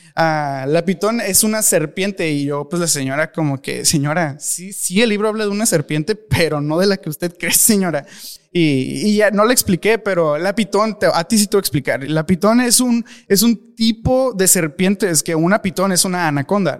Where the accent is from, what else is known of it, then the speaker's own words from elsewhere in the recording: Mexico; me da pena como mexicano